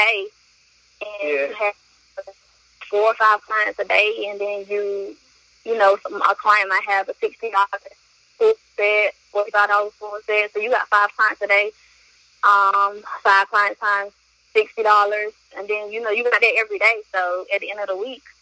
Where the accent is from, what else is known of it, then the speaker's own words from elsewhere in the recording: Wilson, North Carolina, United States; also born or lived in Alamance County, North Carolina; from Wilson, North Carolina